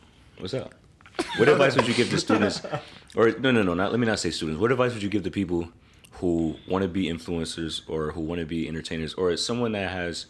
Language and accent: English; Rochester, New York, United States; How is it going to look if I'm from Rochester